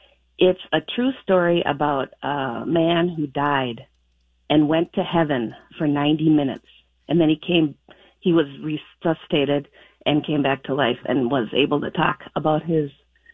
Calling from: Elk River, Minnesota, United States; Elk River.

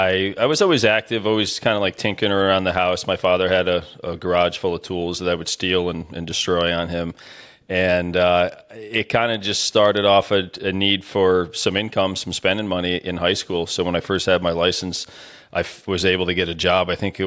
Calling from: Dalton, Pennsylvania, United States; So I'm in a little town outside of Scranton, PA called Dalton, Pennsylvania.

